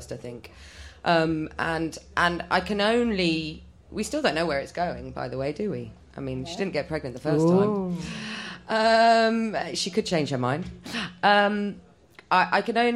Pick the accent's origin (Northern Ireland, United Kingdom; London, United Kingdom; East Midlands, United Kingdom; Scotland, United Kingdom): London, United Kingdom; first language Polish; English is a second language; I'm first generation English.